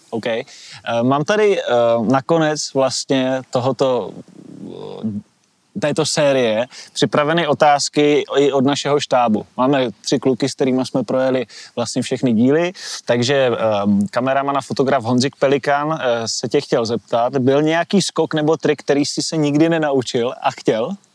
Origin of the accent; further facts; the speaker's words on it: Šumperk, Olomouc Region, Czechia; oba dva jsme rodáci ze Šumperka